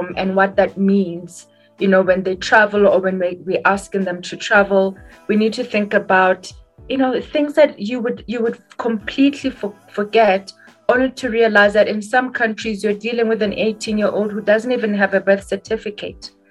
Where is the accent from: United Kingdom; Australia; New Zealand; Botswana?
Botswana; I come from Botswana